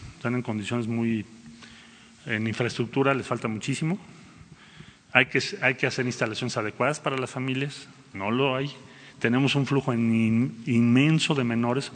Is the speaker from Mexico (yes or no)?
yes; Mexico; como mexicanos cuando viajamos a nuestro país